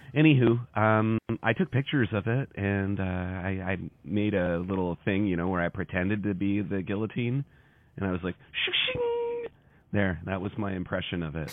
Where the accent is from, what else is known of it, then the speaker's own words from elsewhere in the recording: Harbour Grace, Newfoundland and Labrador, Canada; now in Simcoe, Canada; I'm from Newfoundland. I'm from a town called Harbor Great.